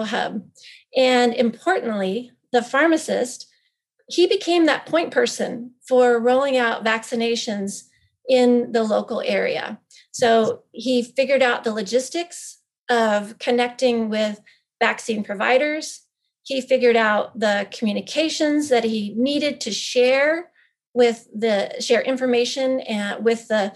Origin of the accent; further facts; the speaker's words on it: Power County, Idaho, United States; moved away; small, locally owned, independent pharmacy in my hometown.